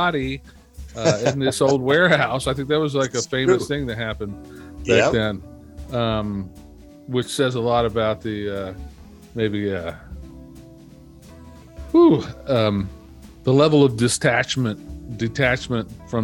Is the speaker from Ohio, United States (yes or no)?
yes; Dayton, Ohio, United States; I'm from Dayton, Ohio, USA.